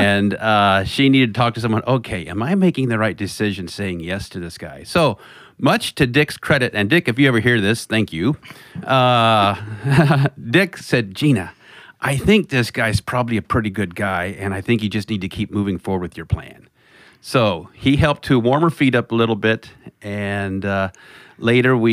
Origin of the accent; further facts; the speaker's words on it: Kansas, United States; moved away as an adult; also born or lived in Milwaukee; growing up on the farm in Kansas